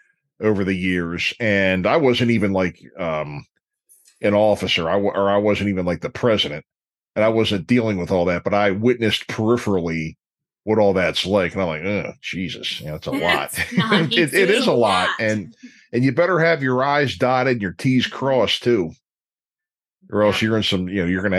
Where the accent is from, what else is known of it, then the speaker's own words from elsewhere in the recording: Dundalk, Maryland, United States; I'm from Dundalk